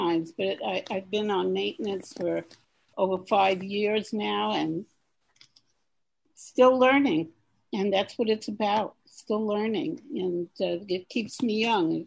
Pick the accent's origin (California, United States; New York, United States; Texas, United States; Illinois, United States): New York, United States; New York City; I am from Queens, New York